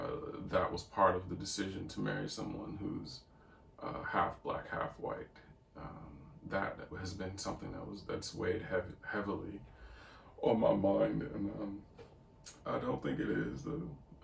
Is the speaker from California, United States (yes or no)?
no; St. Louis, Missouri, United States; My mom, we lived in the, I'm from St. Louis, and we lived in the hood. So I was constantly surrounded by black people growing up.